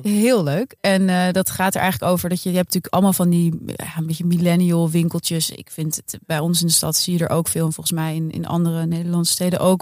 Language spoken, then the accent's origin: Dutch; Amsterdam, North Holland, Netherlands; wij eh, lopen als Amsterdammers